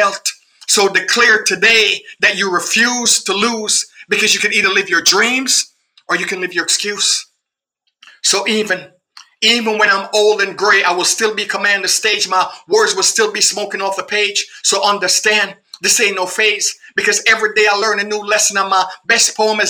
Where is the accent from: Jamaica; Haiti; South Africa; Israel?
Jamaica; I'm a Jamaican